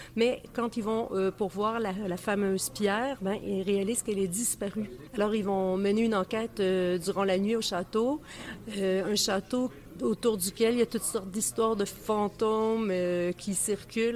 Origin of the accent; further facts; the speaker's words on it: Saint-Thomas-d'Aquin, Quebec, Canada; j'habitais à la campagne quand j'étais petite, à Saint-Thomas-d'Aquin